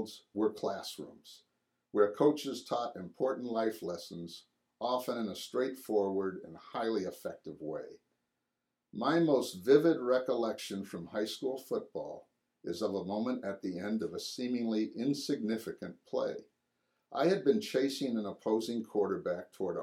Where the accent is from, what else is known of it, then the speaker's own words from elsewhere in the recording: Swampscott, Massachusetts, United States; moved away as an adult; also born or lived in New Hampshire; I moved away from Swampscott